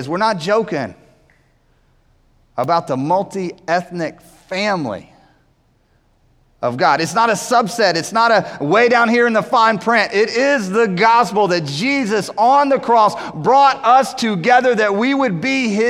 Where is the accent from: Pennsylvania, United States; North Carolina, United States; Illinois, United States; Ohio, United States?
North Carolina, United States; Winston-Salem; we grew up in Winston-Salem